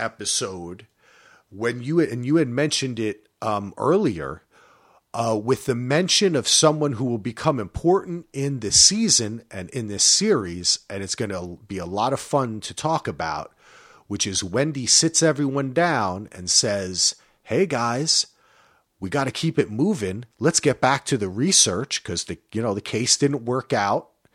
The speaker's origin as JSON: {"language": "English", "region": "New Jersey", "country": "United States", "said": "I'm from Jersey"}